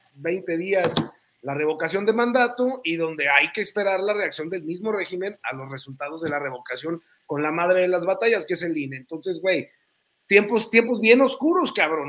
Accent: northern Mexico, Mexico; Uno es un norteño

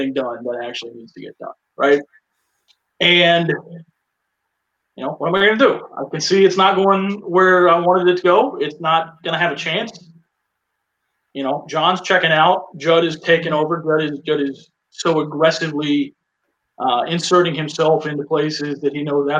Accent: Winston-Salem, North Carolina, United States; I was living in my hometown in Winston-Salem, North Carolina

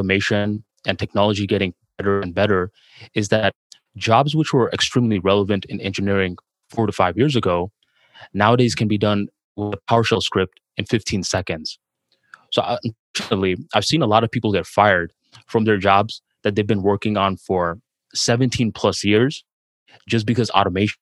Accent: Bangladesh; English is a second language; now in United States; going from Bangladesh to the United States, spending some years working on my English, trying to fix my accent

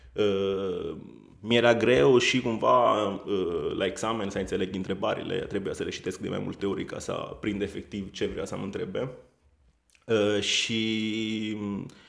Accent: Italy; Romanian is a second language; moved away as an adult; now in Romania; Sunt italian.

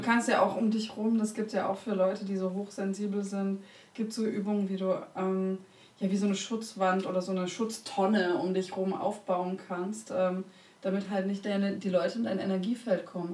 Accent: Konstanz, Baden-Württemberg, Germany; Ich bin ja an der Schweizer Grenze groß geworden, Konstanz am Bodensee

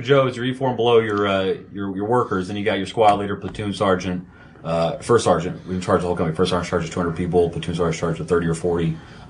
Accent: Georgia, United States; I'm from Georgia.

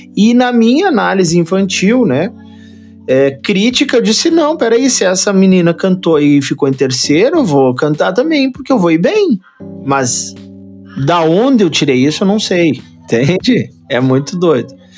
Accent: Rio Grande do Sul, Brazil; Sou gaúcho, sou gaúcho de apartamento, né? Sou gaúcho urbano

